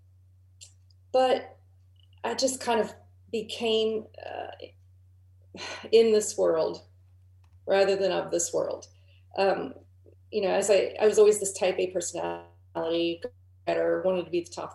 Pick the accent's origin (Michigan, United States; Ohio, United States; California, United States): Ohio, United States; Southern; I grew up in Southern Ohio in a small town